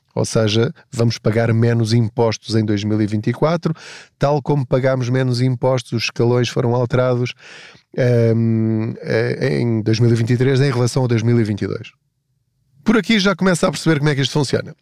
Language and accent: Portuguese; Portugal; eu sou português